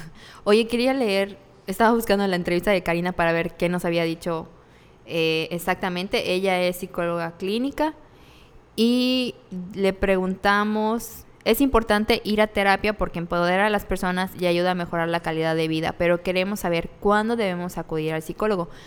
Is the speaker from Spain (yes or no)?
no; Mérida, Yucatán, Mexico; somos de Mérida, Yucatán.